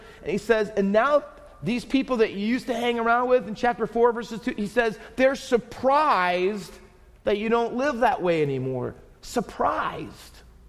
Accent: New Jersey, United States; born there; At the time, I was the only one in our entire family that wasn't born in Texas. I was born in New Jersey.

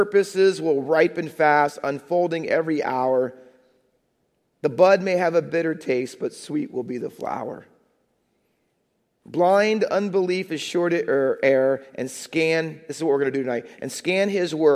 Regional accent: Ohio, United States; moved away as an adult; also born or lived in Minnesota; now in Hamilton, United States; I was from Ohio

